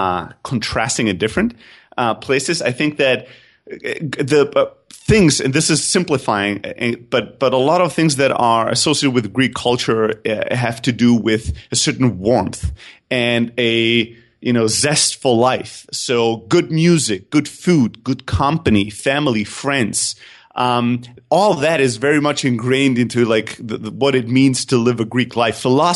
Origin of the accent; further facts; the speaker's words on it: Germany; also born or lived in Greece; So I grew up in Germany, although I'm originally from Greece. So I used to say I have the best of what Europe has to offer in terms of cultures, but the two opposite ends. I grew up in a factory worker family.